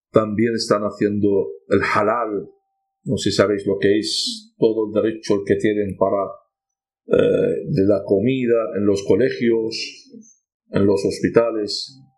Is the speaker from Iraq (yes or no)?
yes; Nineveh, Iraq; Niñas de mi pueblo, al arrasado mi pueblo, dos pueblos teníamos de mi padre, de mi de mi madre, en, el norte de Irak